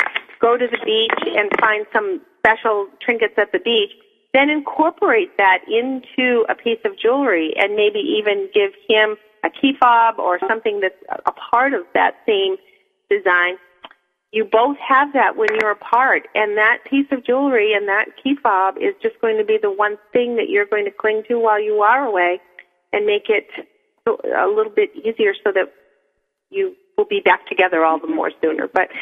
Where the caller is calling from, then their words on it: New Hampshire, United States; I'm in New Hampshire, just north of Manchester.